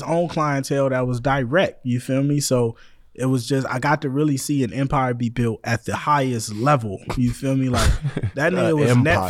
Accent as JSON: {"language": "English", "area": "the Bay Area", "region": "California", "country": "United States", "said": "I'm actually from the Bay"}